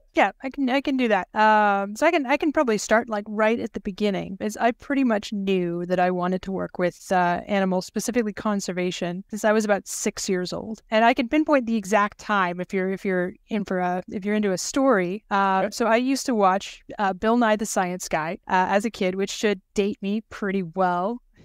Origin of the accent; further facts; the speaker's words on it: Canada; moved away as an adult; now in Norway; I was raised in Canada, but I've been working on honeybees in, in Europe exclusively